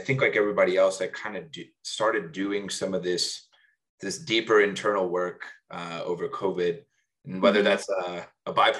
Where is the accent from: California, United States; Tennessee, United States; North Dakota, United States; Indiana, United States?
Indiana, United States; Evansville; moved away as an adult; also born or lived in Bloomington, Indiana / Chicago / New York / San Francisco; born and raised in Evansville, Indiana